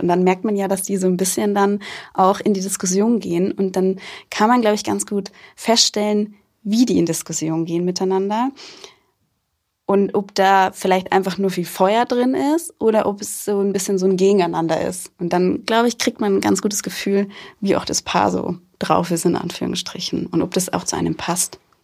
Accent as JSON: {"language": "German", "town": "Rosenheim", "region": "Bavaria", "country": "Germany", "tie": "born or raised there", "said": "gebürtig aus Rosenheim und auch noch immer sehr verwurzelt mit Rosenheim"}